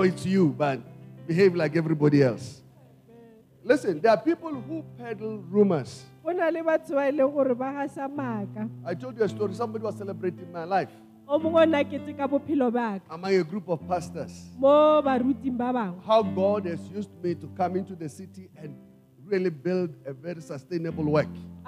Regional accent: South Africa; English is a second language; now in United Kingdom; my country

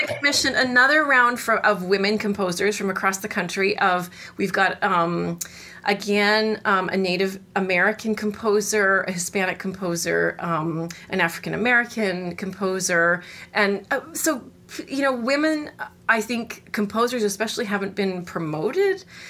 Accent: Winnipeg, Manitoba, Canada; moved away as an adult; now in Austin, United States; I'm originally from Canada, from the Great White North of Winnipeg, Manitoba

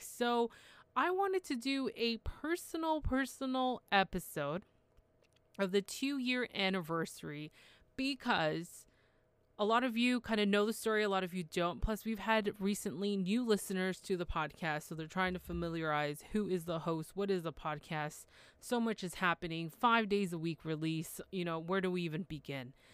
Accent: Toronto, Ontario, Canada; I'm from Toronto, Canada

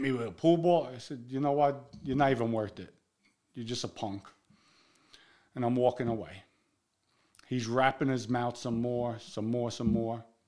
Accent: New York City, New York, United States; we're from the Bronx, we together.

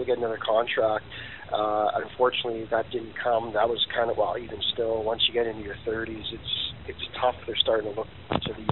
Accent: Canada; being a Canadian and living over there

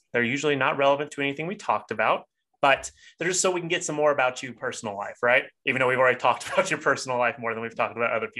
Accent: Hawaii, United States; It is embarrassing to say that as a Hawaiian, but deep water is very scary for me.

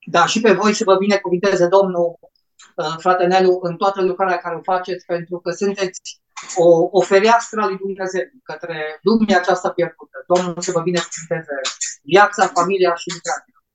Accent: Romania; Noi ca și români

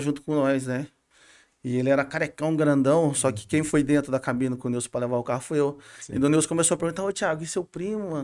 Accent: Brazil; na minha quebrada lá, na Miritiba, uhum. na minha cidade

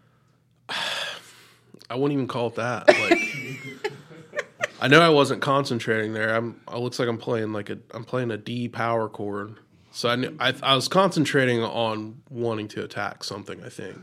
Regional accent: Jackson, United States; I was born and raised in Jackson

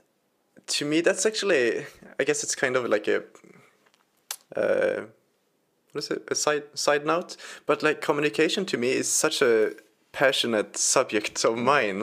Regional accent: Sweden; my home country, Sweden

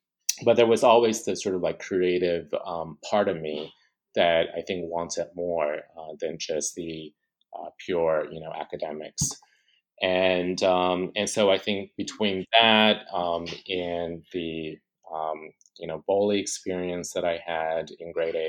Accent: Ames, Iowa, United States; also born or lived in Taiwan; So I was born in Taiwan, and I left Taiwan for the first time when I was about six years old. And we actually moved to Ames, Iowa, in the Midwest.

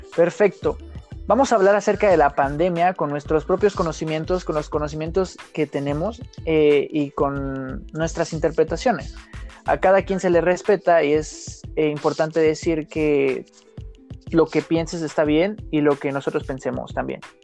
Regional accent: Mexico City, Mexico; Nací aquí en la Ciudad de México, mi mamá es de Zacatecas, mi papá de Pachuca.

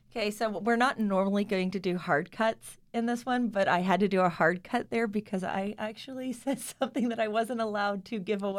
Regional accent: Kentucky, United States; also born or lived in Owensboro, Kentucky / Louisville, Kentucky / Lexington, Kentucky; We are both from Kentucky

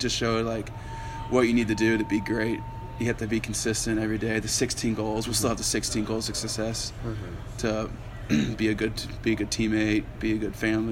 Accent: Olathe, Kansas, United States; he went to Olathe North and he's from my hometown

